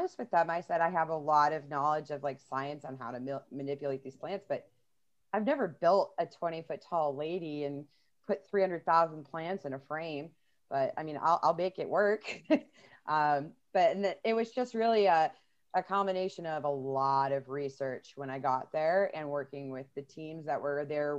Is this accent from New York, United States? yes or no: yes; Buffalo, New York, United States; also born or lived in Florida; When I was growing up in Buffalo